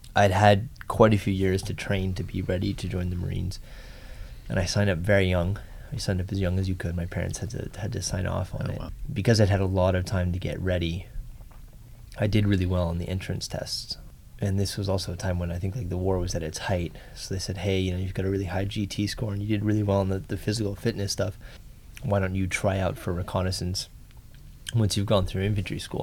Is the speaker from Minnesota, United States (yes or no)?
no; Malibu, California, United States; moved away as an adult; I grew up in Malibu, California